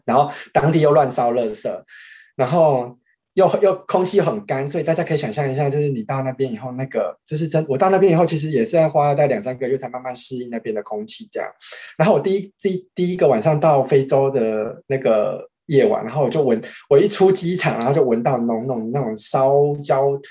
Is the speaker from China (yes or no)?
no; Taiwan; moved away; 我们台湾人